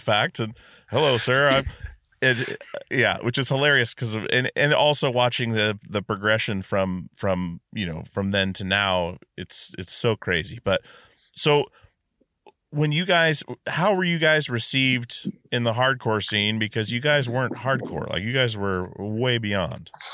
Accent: Alaska, United States; now in Washington, United States; we're from Alaska

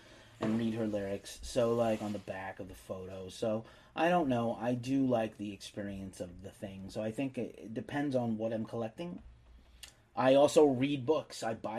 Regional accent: Bronx, New York, United States; I'm from

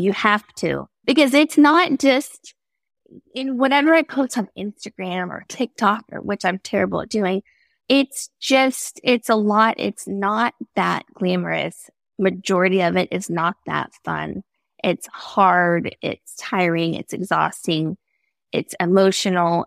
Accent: Tyler, Texas, United States; I'm from East Texas, Tyler

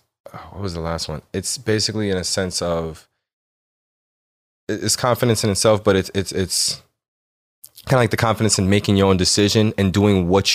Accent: Jamaica; I am Jamaican also.

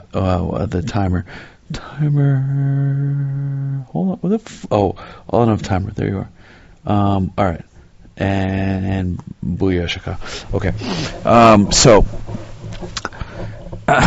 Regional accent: United States; I'm from America.

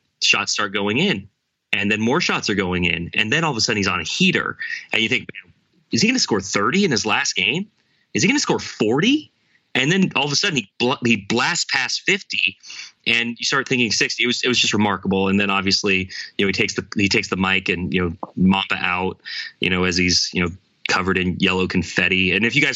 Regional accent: Oregon, United States; I'm from Oregon. I was raised a fan of the Trailblazers

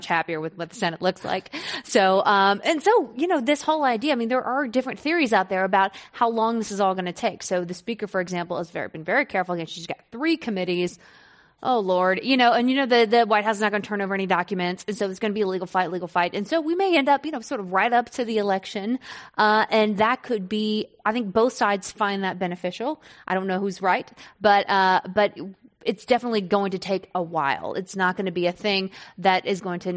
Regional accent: the South, United States; as a Southerner

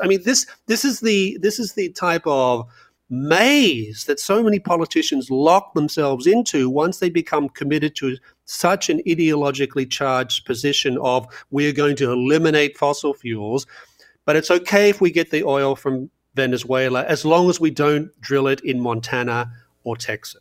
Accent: Australia; growing up in Australia in the nineteen, uh, late seventies and early eighties

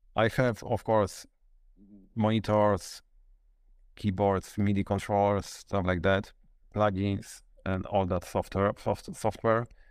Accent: Luboń, Greater Poland, Poland; I'm from Poland, and the city is, I would say, Poznań, because this is the nearest, biggest city near, nearby me, but it's actually Lublin. Luboń, it's ne-, City Next to Poznań.

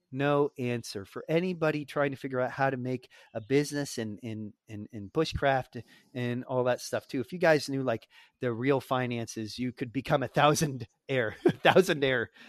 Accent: United States; as an American

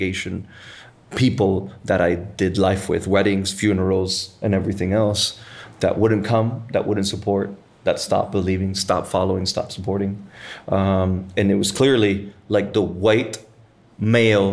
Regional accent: Puerto Rico; there's areas 10 minutes from where we're sitting right now, where when I was a kid, we could go to the beach

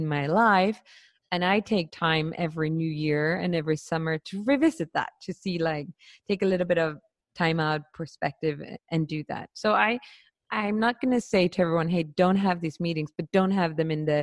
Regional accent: Sweden; I grew up in Sweden

